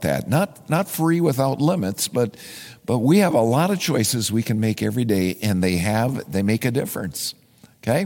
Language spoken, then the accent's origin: English; Minnesota, United States; I am a Minnesotan